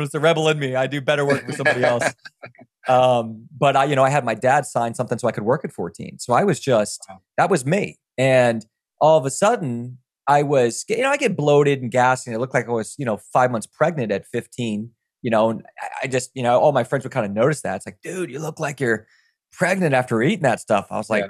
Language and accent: English; Virginia, United States; I grew up in Virginia in the middle of the woods where I don't know where you're from, Scott, but I'm from the woods, dude.